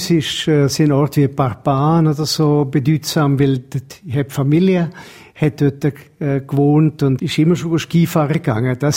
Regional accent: England, United Kingdom; Ich bin in England aufgewachsen und habe einfach ein bisschen vom Dialekt beibehalten.

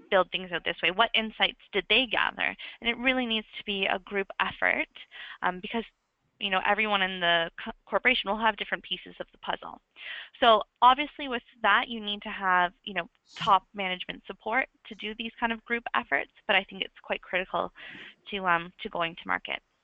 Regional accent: Canada; now in London, United Kingdom; I am Canadian, but I'm currently in London

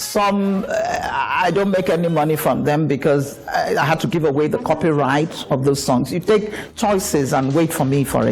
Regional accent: Port Harcourt, Rivers State, Nigeria; I was born and raised in Port Harcourt, so it's my area.

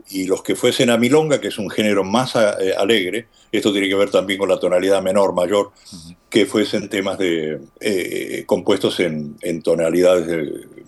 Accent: Argentina; moved away as an adult; now in United States; Yo vine de la Argentina en los años 70 a Estados Unidos por um, una especie de la Meca, ¿no?

